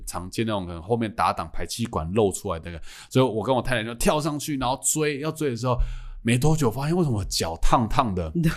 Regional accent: Changhua County, Taiwan; now in Taipei, Taiwan; 我老家在彰化，我从台北回彰化还快

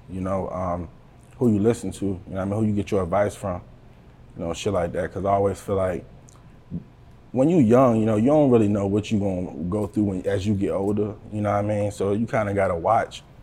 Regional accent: Buckingham, Virginia, United States; I'm from the Buck, you know what I mean? Buckingham, yeah. Virginia, 434, you know. That's where I come from

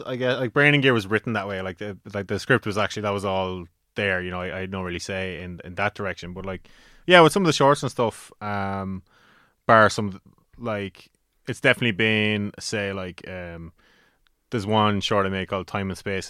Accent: Carlow, Leinster, Ireland; in Carlow, uh, for my hometown

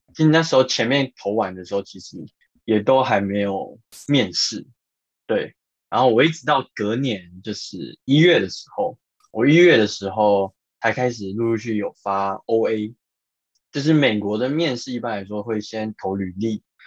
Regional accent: Yilan County, Taiwan; moved away; 然后但是因为刚好呃我是宜兰人，所以我比较不太 care 下雨这件事

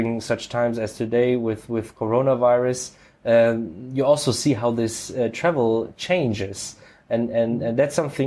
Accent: Frankfurt, Hesse, Germany; born and raised in Frankfurt, I know this area

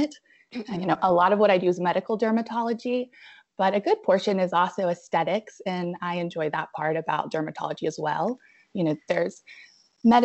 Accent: Abingdon, Virginia, United States; moved away as an adult; also born or lived in Spartanburg, South Carolina / Roanoke, Virginia; now in Asheville, United States; I'm originally from Abingdon, Virginia, so Southwest Virginia

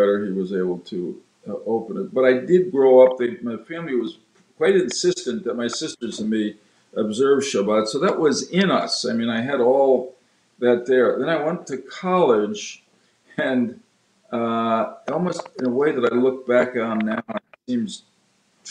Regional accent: Stamford, Connecticut, United States; I was raised in Stamford, Connecticut.

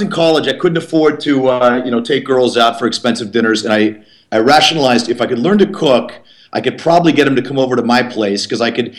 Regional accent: East Coast, United States; now in Los Angeles, United States; I come from the East Coast

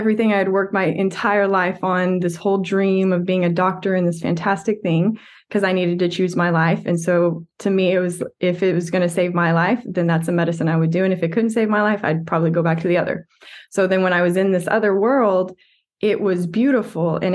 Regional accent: West Texas, United States; a typical West Texas kid

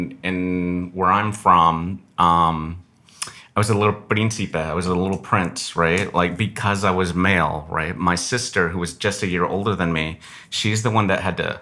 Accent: El Paso, Texas, United States; moved away as an adult; also born or lived in Ciudad Bolívar, Venezuela; now in Los Angeles, United States; I was born in Venezuela, in a town called Ciudad Bolívar, Venezuela. And but I grew up in El Paso, Texas

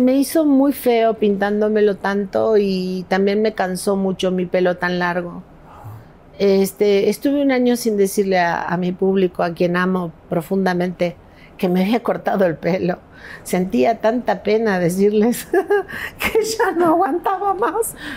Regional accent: Patagonia, Argentina; moved away as an adult; also born or lived in Los Angeles, United States; now in Mexico; yo soy de la Patagonia, no soy de Buenos Aires

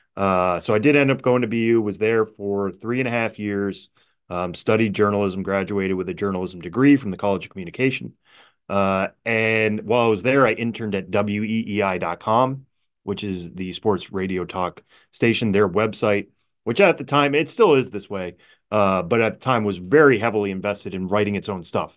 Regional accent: Palmer, Massachusetts, United States; I grew up in Western Massachusetts, Palmer, Mass

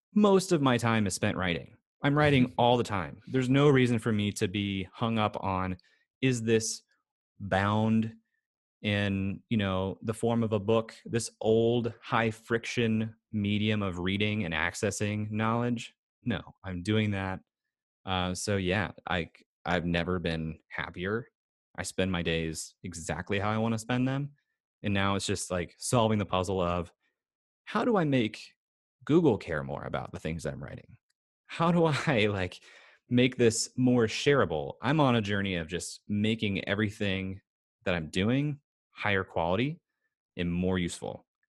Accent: United States; especially as an American

